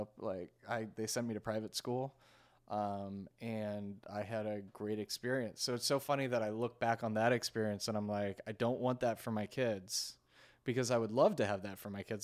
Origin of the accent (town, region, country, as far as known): Washington, District of Columbia, United States; born or raised there; also born or lived in New York; now in Los Angeles, United States